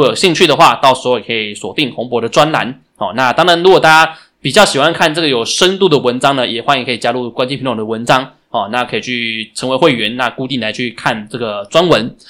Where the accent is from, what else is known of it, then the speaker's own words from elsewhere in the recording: Taiwan; 也是值得我们台湾人学习的部分。